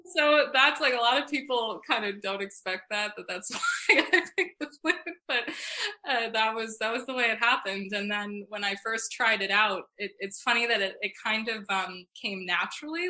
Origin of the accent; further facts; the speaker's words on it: Northport, New York, United States; moved away as an adult; now in New York City, United States; my hometown is northport new york so i i grew up in this really like old fashioned cute little harbor town